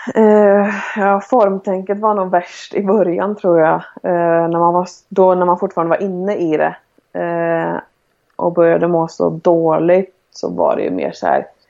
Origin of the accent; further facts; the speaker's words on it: Sweden; moved away; jag har ju tränare som jag har haft hemma i Sverige och genom landslag